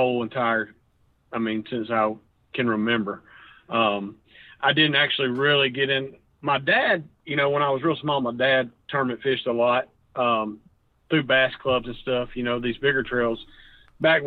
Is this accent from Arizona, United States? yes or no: no; Jacksonville, Alabama, United States; Born and raised. I grew up in Jacksonville, Alabama. That's where I was born, and I've lived there my whole entire life.